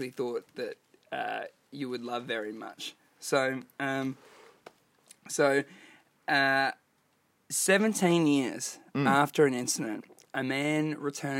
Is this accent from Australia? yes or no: yes; Australia; I'm 100% more Australian than you.